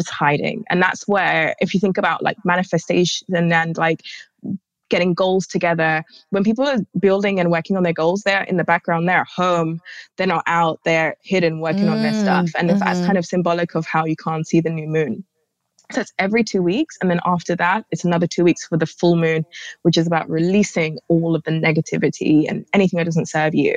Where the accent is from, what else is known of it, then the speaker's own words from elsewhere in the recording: London, United Kingdom; I just happen to live here in London